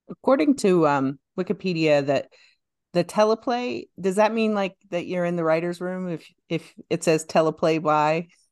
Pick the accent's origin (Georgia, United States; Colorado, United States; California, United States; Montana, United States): Montana, United States; Lame Deer; I grew up in Lame Deer